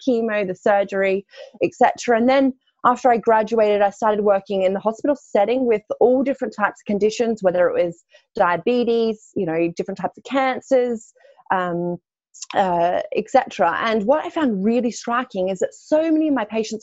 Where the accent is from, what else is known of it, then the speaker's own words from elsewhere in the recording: Australia; moved away as an adult; now in London, United Kingdom; I am Australian, slightly. So I grew up actually on a farm in Australia